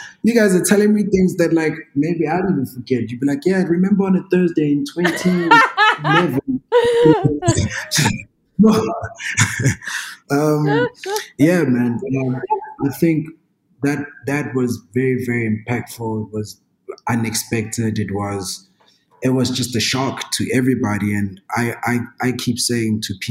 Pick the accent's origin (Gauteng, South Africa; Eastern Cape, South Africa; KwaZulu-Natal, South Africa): KwaZulu-Natal, South Africa; moved away; There's havoc in KZN, and that's my hometown